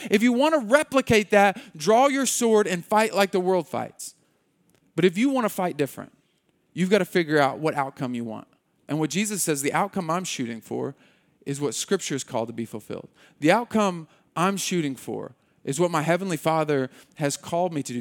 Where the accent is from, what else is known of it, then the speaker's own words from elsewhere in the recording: Muskogee, Oklahoma, United States; we grew up in Muskogee